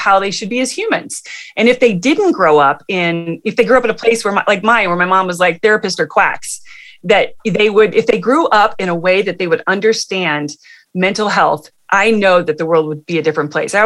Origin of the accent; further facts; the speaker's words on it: Midwest, United States; now in California, United States; I'm from the Midwest